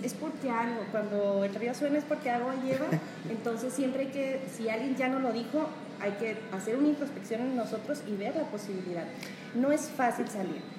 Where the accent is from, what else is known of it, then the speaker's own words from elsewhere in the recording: Mexico; como Estado mexicano